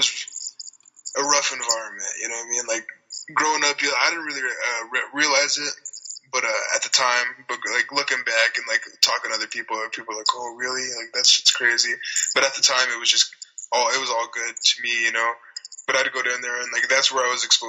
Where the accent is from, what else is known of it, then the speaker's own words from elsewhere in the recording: Platteville, Colorado, United States; I grew up in this little town called Platteville, Colorado